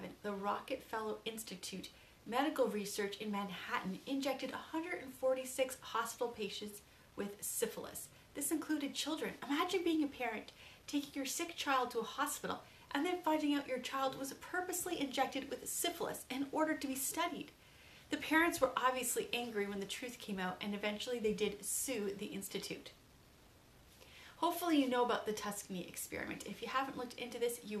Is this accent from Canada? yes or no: yes; Canada; as a Canadian